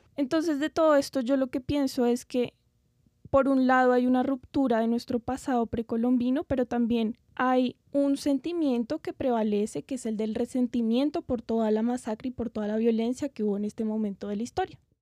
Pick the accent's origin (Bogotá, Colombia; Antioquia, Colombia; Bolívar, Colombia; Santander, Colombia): Bogotá, Colombia; nosotros pues somos colombianos, nacimos en Bogotá